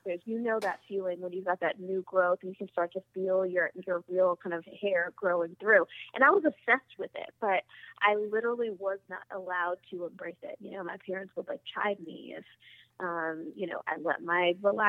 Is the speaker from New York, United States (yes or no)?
no; Washington, District of Columbia, United States; I'm from Southeast DC and I'm really proud